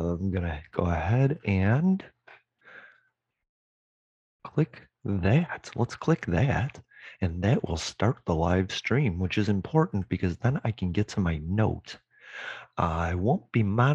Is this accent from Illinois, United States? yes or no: yes; Chicago, Illinois, United States; I'm from Chicago